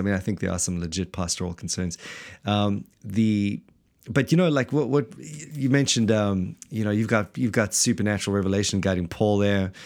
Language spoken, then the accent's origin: English; South Africa; now in Wellington, New Zealand; we're actually not from New Zealand at all, but from the blessed South Africa